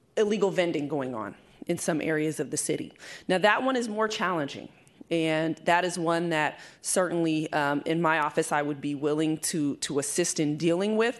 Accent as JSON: {"language": "English", "area": "East Bay", "region": "California", "country": "United States", "tie": "born or raised there", "moved": "as an adult", "lives_now": "San Francisco, United States", "said": "I was born and raised in the East Bay"}